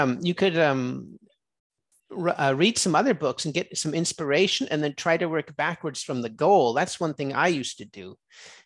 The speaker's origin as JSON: {"language": "English", "region": "California", "country": "United States", "said": "I'm from California"}